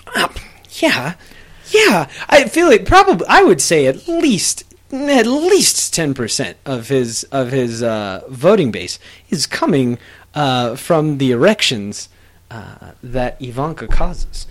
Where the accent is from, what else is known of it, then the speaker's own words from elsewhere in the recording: United States; even as an American